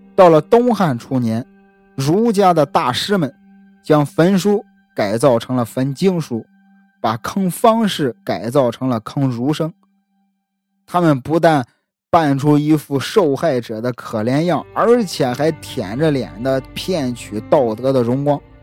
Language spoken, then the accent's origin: Chinese; Shandong, China; 很多熟悉我的朋友都知道我是山东人，孔孟之乡